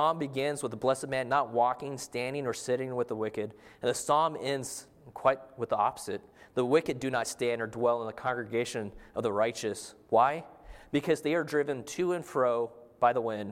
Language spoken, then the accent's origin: English; Arizona, United States; I'm from Arizona, and growing up out in the desert, there's not much water.